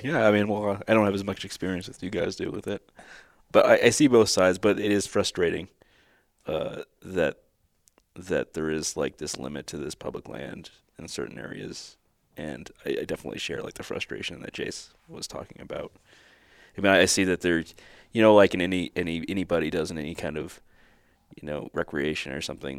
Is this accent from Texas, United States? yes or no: yes; Texas, United States; moved away; I come from Texas where everything is just so much privatized